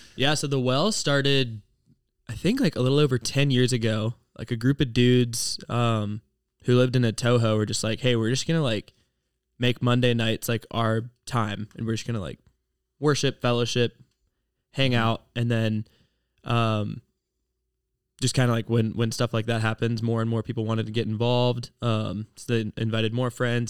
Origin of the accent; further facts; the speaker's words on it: Ohio, United States; I'm from Ohio